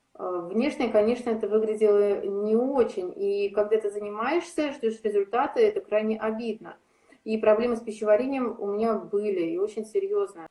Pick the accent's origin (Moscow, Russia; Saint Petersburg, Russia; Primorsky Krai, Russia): Saint Petersburg, Russia